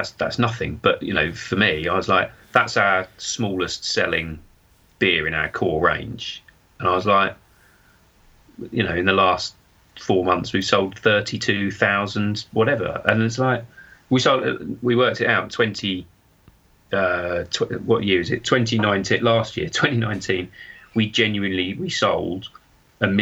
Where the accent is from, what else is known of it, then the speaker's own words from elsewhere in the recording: Suffolk, East of England, United Kingdom; I'm from Suffolk